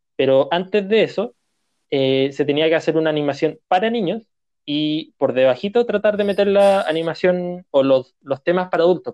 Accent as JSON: {"language": "Spanish", "country": "Chile", "said": "nosotros como chilenos"}